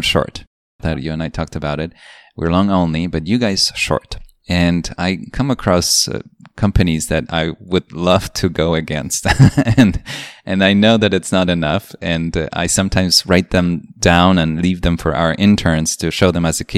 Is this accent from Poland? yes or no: yes; Poland; now in United States; I grew up in Poland, and it was a communist country when I was a kid until I was 10